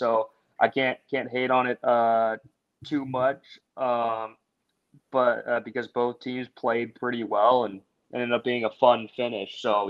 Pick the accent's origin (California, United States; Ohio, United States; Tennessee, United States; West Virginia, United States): Tennessee, United States; Nashville; being from the Nashville area as well